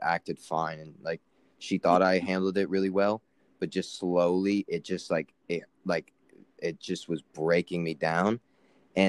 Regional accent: Florida, United States; I grew up in Florida

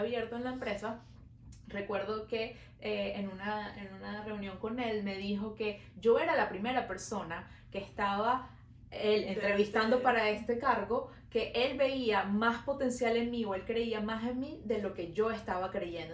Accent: Venezuela; now in Montreal, Canada

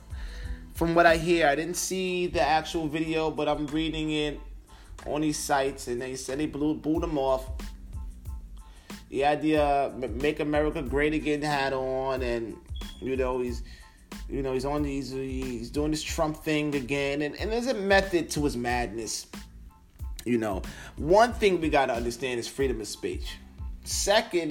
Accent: Long Island, New York, United States; I'm from Long Island

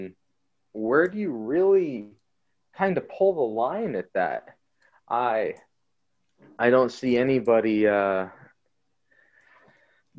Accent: United States; speaking as an American

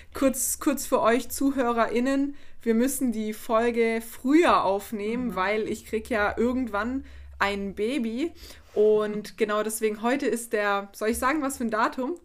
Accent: Black Forest, Baden-Württemberg, Germany; ich komme ja aus dem Schwarzwald

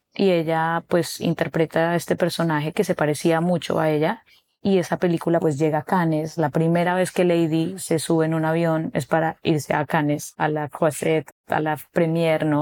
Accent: Bogotá, Colombia; moved away as an adult; now in Cartagena, Colombia; Yo realmente soy de Bogotá, Nací en Bogotá, pero llevo ya unos seis años viviendo aquí en Cartagena.

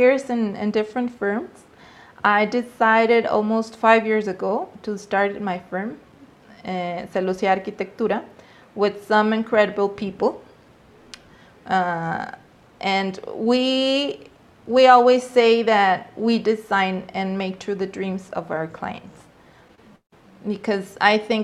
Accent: Mexico City, Mexico; I grew up in Mexico City 37 years ago

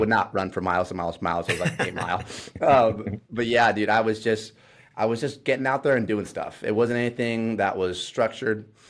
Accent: Ohio, United States; moved away as an adult; now in Indiana, United States; I moved out here to Indiana 'cause I grew up in Ohio

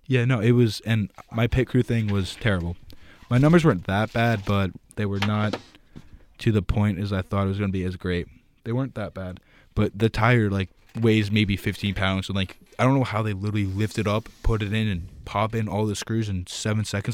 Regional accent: New Jersey, United States; moved away; I'm from New Jersey

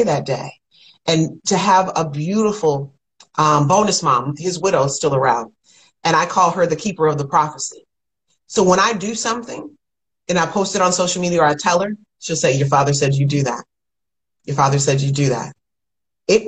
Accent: Kalamazoo, Michigan, United States; now in Atlanta, United States; Kalamazoo, Michigan, where I'm from

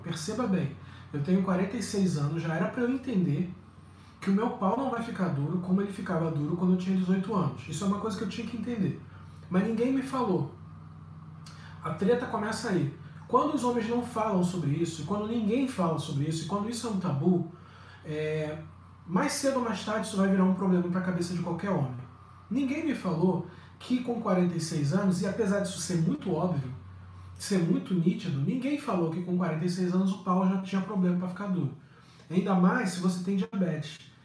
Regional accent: Brazil; moved away as an adult; now in Lisbon, Portugal; depois que eu saí do Brasil

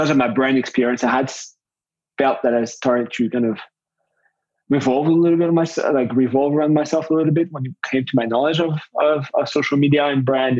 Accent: Paris, Île-de-France, France; moved away as an adult; also born or lived in Montreal, Canada; I moved from Paris, France, which is my place of origin, to Montreal, Canada

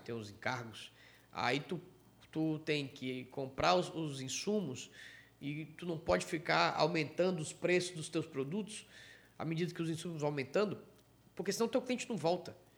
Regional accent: Ceará, Brazil; eu, cearense

